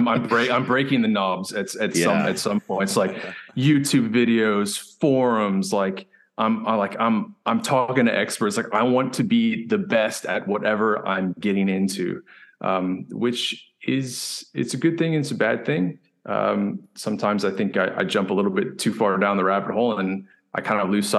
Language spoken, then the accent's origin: English; South Africa; moved away; Unfortunately, I had to leave them when I came from South Africa, but I want to get back into that.